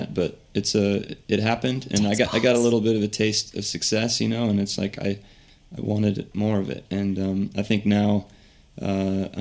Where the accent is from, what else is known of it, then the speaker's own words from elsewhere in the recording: Springfield, Ohio, United States; moved away; I've been doing that for 7 or 8 years, and it's my hometown